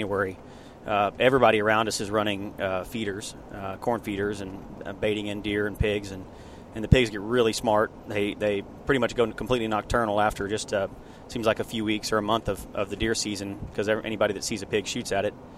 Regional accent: Texas, United States; there's just something fun about being a Texan

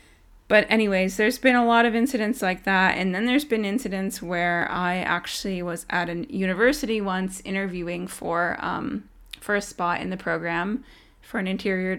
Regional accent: Tyendinaga, Ontario, Canada; I'm actually from Tyendinaga. I'm an Indigenous woman. This is where my family's from.

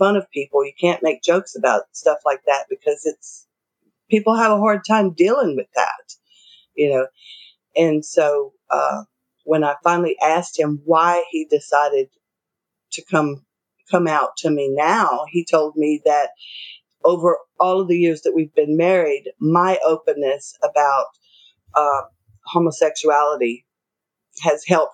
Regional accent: the South, United States; Both of us were raised, we're from the South, and we're both from extremely conservative families

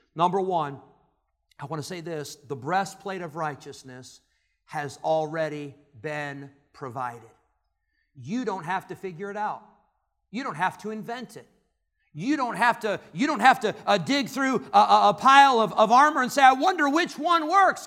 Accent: Illinois, United States; moved away; where I grew up in Illinois, it was the Cubs and the Cardinals.

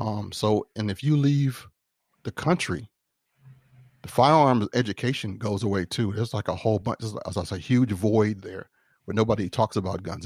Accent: Tidewater, Virginia, United States; I was a country boy, um, growing up in Tidewater, Virginia.

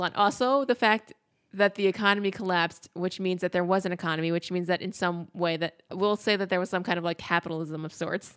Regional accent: United States

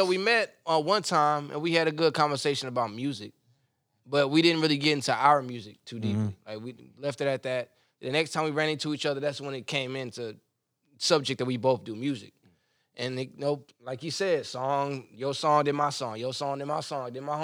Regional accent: 30 minutes out of Wilmington, North Carolina, United States; now in San Antonio, United States; I'm from North Carolina.

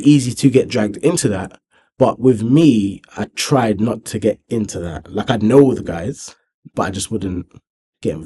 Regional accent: Thornton Heath, London, United Kingdom; growing up in Thornton Heath

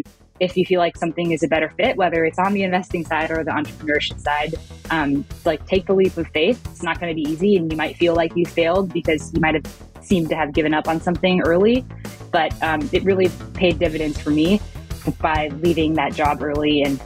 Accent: Bay Area, California, United States; I actually grew up in the Bay Area, not too far from San Francisco, and grew up in an Asian American household

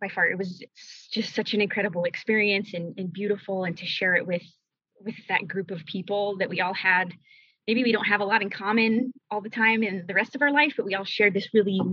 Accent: Denver, Colorado, United States; I was born and raised in Denver, Colorado, and still live there today

